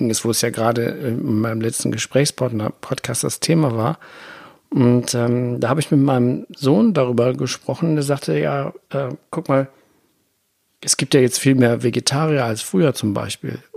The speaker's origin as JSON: {"language": "German", "country": "Germany", "tie": "born or raised there", "said": "ich bin, wohne ja hier am Rhein, ich bin auch am Rhein groß geworden und ich durfte nicht an das Wasser gehen."}